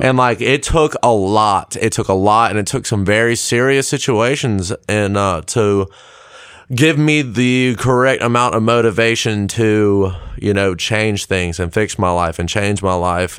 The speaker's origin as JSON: {"language": "English", "town": "Lexington", "region": "South Carolina", "country": "United States", "tie": "born or raised there", "also_born_or_lived": "Columbia, South Carolina / South Georgia", "said": "I'm from Lexington, uh, born in Columbia, went to school in Lexington"}